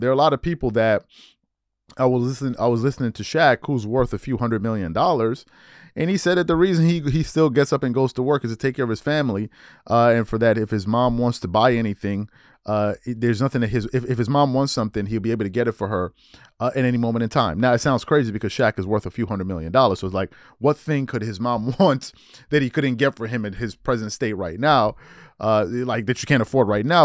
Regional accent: New York, United States; moved away; also born or lived in Maryland; I'm from the East Coast. I'm born in Maryland, grew up in New York.

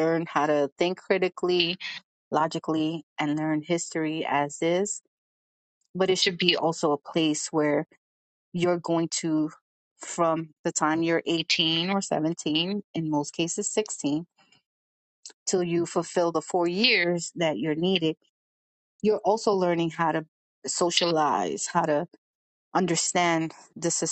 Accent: New York City, New York, United States; accent: Brooklyn/New York; people will know where I'm from because of my accent

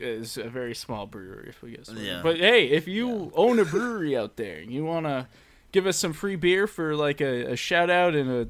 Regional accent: Massachusetts, United States; hey, I'm from Mass.

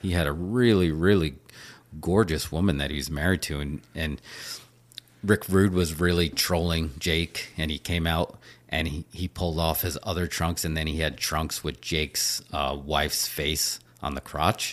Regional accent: New York, United States; growing up in New York

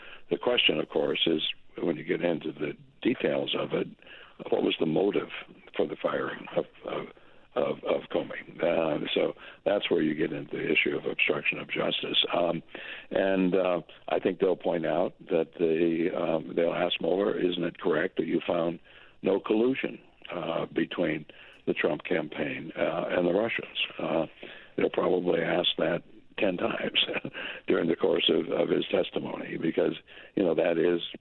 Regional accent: Minnesota, United States; moved away as an adult; also born or lived in South Dakota / Syracuse, New York; now in Boston, United States; I went to the University of Minnesota, my home state university.

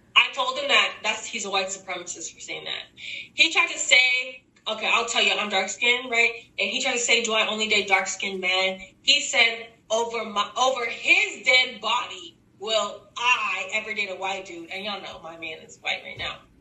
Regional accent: Texas, United States; Oh, I'm from I'm from Texas. Like we're from the South, sort of in the same area.

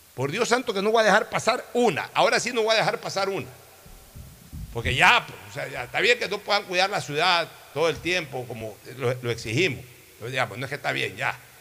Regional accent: Guayaquil, Guayas, Ecuador; Yo simplemente soy un guayaquileño

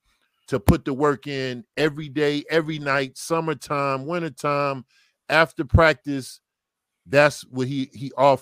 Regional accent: New Jersey, United States; I was from New Jersey. You know, like I said, my mother and father wasn't there. I was living with an aunt, uncle.

